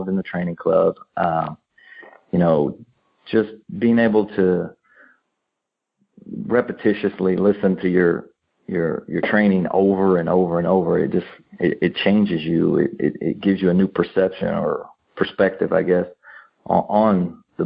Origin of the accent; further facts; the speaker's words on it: Missouri, United States; we're from Missouri, and we have an accent from other parts of the country